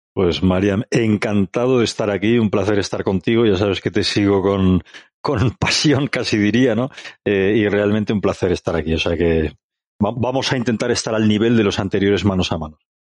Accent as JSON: {"language": "Spanish", "town": "Barcelona", "region": "Catalonia", "country": "Spain", "moved": "yes", "lives_now": "Madrid, Spain", "said": "soy un catalán afincado en Madrid, pero no dejo de ser catalán, barcelonés para más señas"}